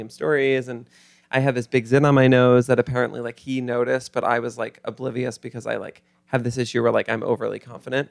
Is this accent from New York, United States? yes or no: yes; Mount Kisco, New York, United States; Grew up in Mount Kisco